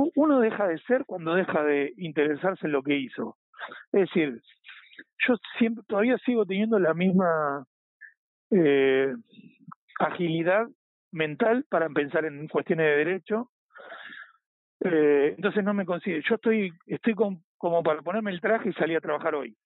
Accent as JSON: {"language": "Spanish", "region": "Buenos Aires Province", "country": "Argentina", "moved": "as an adult", "lives_now": "Spain", "said": "Yo soy de Buenos Aires, sí, no, de Capital Federal, sino de Buenos Aires, estoy a 45 minutos de, del obelisco"}